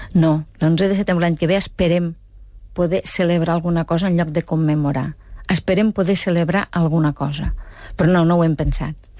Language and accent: Catalan; Catalonia, Spain; com a catalans